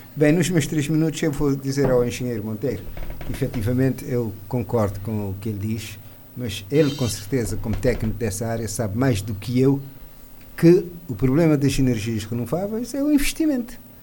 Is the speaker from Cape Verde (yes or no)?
yes; Mindelo, São Vicente, Cape Verde; como mindelense e menino de São Centro